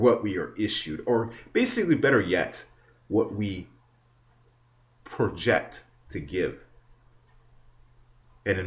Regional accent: Canada; not just as a citizen, not just as a Canadian born

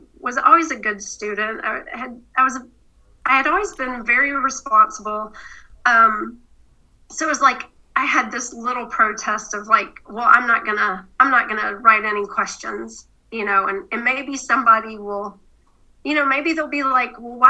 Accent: the South, United States; I grew up in the South

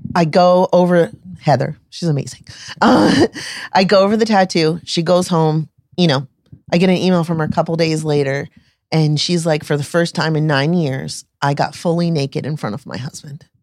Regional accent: Tampa Bay area, Florida, United States; I'm from the Tampa Bay area

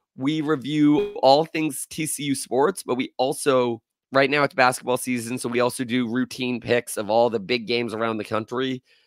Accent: Florida, United States; I was born and raised in Florida

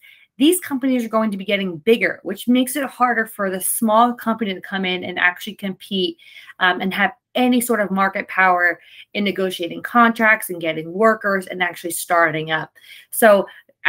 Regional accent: New Jersey, United States; my home state

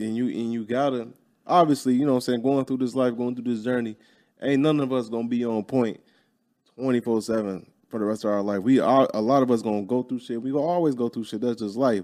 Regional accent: Chicago, Illinois, United States; moved away; I'm from Chicago. All my people from Chicago

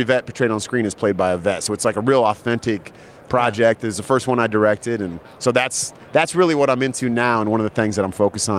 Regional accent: California, United States; So I grew up in the Bay Area, so I'm a Niner fan.

